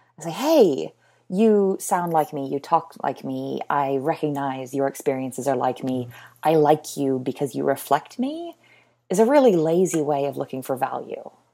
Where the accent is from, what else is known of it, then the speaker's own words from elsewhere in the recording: United States; moved away as an adult; also born or lived in Britain / Texas; now in United Kingdom; I'm an American, but living in Britain, but now in Texas